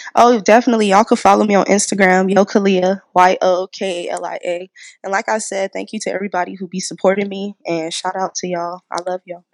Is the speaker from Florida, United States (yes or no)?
no; San Diego, California, United States; I was born and raised right here in Diego